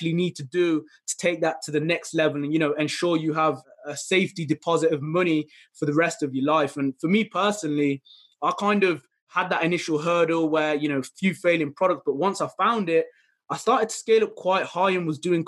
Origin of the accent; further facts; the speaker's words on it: Midlands, United Kingdom; I'm from the United Kingdom, specifically around the Midlands area